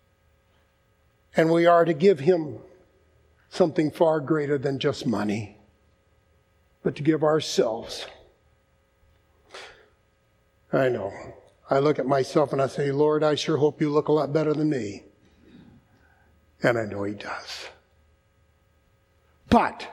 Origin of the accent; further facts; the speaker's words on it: United States; I'm an American